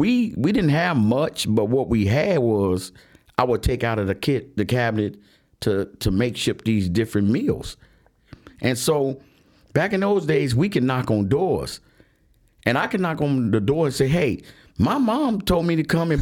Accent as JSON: {"language": "English", "town": "Chicago", "region": "Illinois", "country": "United States", "tie": "born or raised there", "said": "Being an 8-year-old growing up in Allgill Gardens, which is a project on the south side of Chicago on 130th, right off the Doherty Road. We grew up poor."}